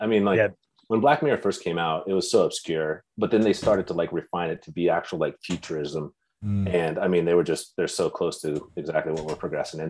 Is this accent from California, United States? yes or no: yes; Bakersfield, California, United States; moved away; My hometown, Bakersfield, California.